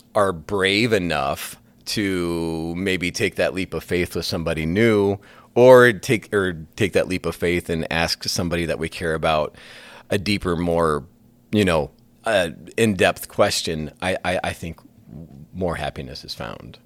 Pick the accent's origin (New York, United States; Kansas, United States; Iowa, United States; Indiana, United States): Iowa, United States; Sioux City; also born or lived in Spirit Lake; I grew up in Sioux City